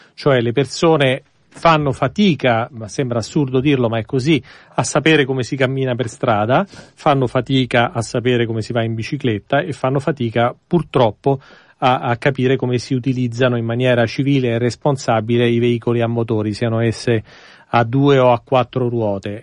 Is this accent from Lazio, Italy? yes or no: yes; Rome, Lazio, Italy; now in Milan, Italy; sono nato e cresciuto a Roma